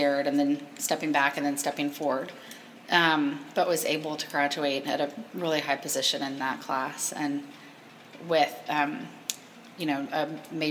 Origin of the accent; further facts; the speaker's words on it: Southern, United States; accent: Southern; also born or lived in New York; my Southern accent's so deep